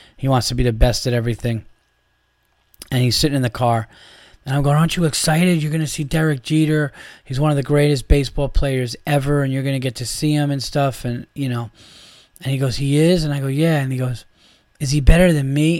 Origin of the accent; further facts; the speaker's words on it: New York, United States; I'm from New York.